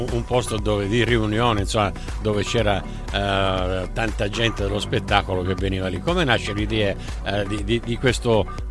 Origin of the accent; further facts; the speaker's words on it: Sicily, Italy; il mio legame con l'Abruzzo, anche se sono siciliano, è molto forte anche musicalmente.